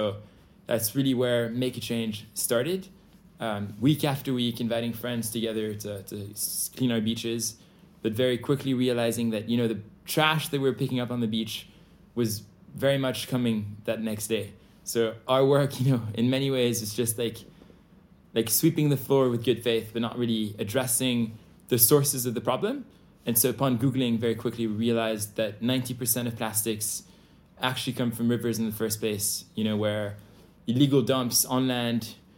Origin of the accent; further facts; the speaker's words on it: Bali, Indonesia; So, you know, I grew up in Bali. Been here for 16 years, had the huge privilege of growing up with my family on this paradise island.